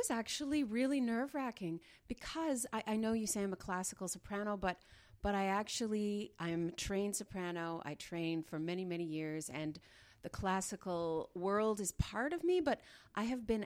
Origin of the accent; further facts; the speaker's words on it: Dryden, Ontario, Canada; born there; also born or lived in Smooth Rock Falls / Sioux Lookout / Pine Falls / Richelieu, Quebec; I was born in Dryden. I lived in Smooth Rock Falls, Sioux Lookout, Pine Falls